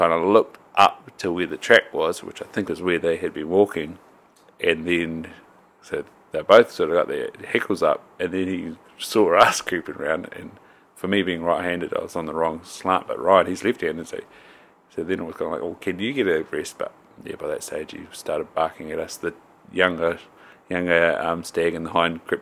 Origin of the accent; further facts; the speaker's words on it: Invercargill, Southland, New Zealand; now in North Island, New Zealand; I grew up in Southland and there's like five great walks